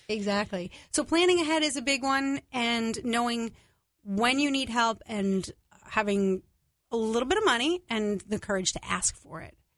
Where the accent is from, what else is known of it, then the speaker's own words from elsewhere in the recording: New York, United States; I'm Italian. I'm from New York.